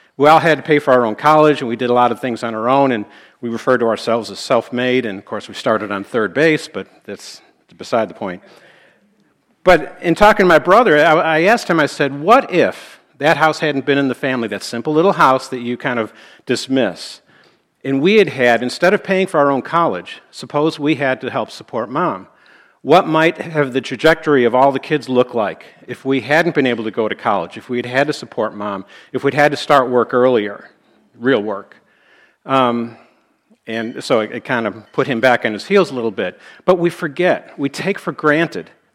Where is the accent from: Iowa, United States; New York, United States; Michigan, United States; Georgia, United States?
New York, United States; Buffalo; We grew up in Buffalo, New York